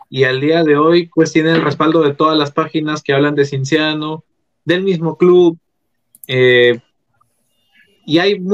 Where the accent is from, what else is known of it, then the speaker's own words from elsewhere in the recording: Lima, Peru; Yo soy de acá de Lima. Yo soy de Lima.